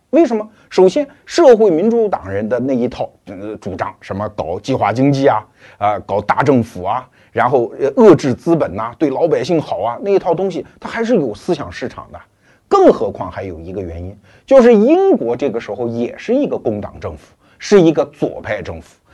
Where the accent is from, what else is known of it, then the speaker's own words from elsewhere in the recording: China; 过去几十年，我们中国人对对外开放这个概念非常熟悉